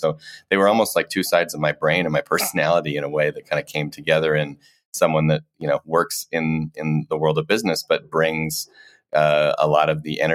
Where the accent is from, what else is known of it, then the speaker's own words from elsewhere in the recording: Colorado, United States; moved away; also born or lived in Ohio / St. Louis, Missouri; So I was born in Ohio, did a tour of duty in St. Louis, Missouri, and then grew up for the most part in Colorado